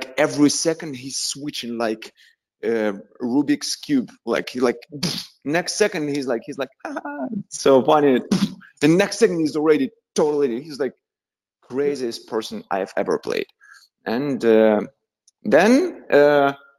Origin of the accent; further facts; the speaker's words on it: Tula, Tula Oblast, Russia; English is a second language; moved away as an adult; also born or lived in Moscow, Russia; now in Los Angeles, United States; I'm from Russia. I'm from little city in Russia. I was born in little small town which called Tula.